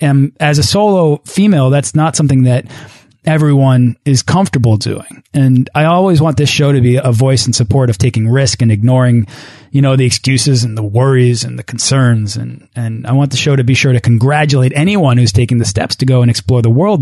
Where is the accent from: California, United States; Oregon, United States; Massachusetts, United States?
Massachusetts, United States; Boston; my hometown of Boston